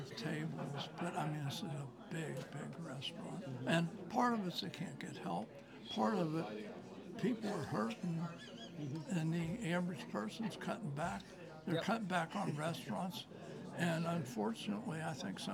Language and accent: English; Newport, Kentucky, United States; now in Indiana, United States; I was born in Little Sin City, Newport.